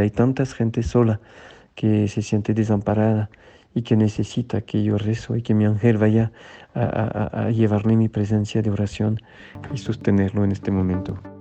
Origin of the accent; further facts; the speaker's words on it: France; now in Mexico; en Francia, en mi tierra